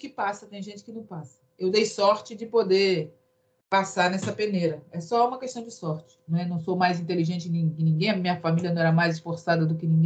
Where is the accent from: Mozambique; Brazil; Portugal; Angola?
Brazil; Rio de Janeiro; eu venho do Morro dos Cabritos, de uma família que é do Morro dos Cabritos.